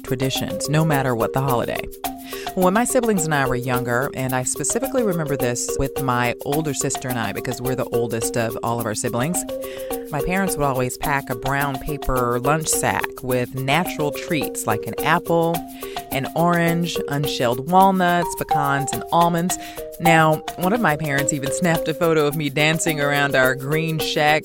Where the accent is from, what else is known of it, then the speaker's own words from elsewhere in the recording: Los Angeles, California, United States; among all the groups of color I grew up around in Los Angeles